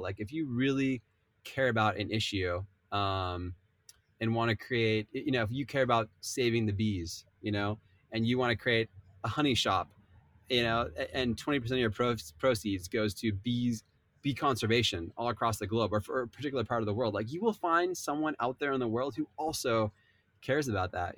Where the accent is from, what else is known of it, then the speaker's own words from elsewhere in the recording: Southern California, United States; I grew up in Southern California